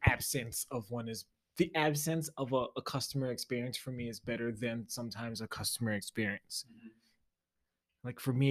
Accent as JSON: {"language": "English", "region": "the South", "country": "United States", "said": "I won't speak for sure since I'm from the South."}